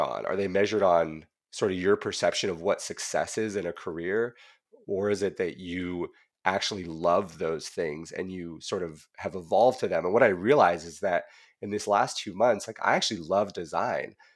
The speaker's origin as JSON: {"language": "English", "town": "Whitefish", "region": "Montana", "country": "United States", "tie": "born or raised there", "moved": "yes", "lives_now": "California, United States", "said": "I grew up in Whitefish"}